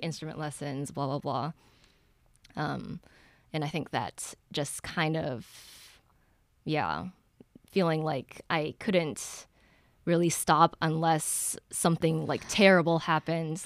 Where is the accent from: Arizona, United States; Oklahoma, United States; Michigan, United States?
Michigan, United States; Ann Arbor; I grew up in Ann Arbor.